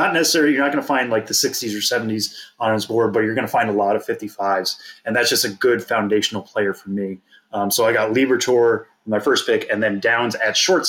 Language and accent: English; Massachusetts, United States; moved away; I'm from Massachusetts.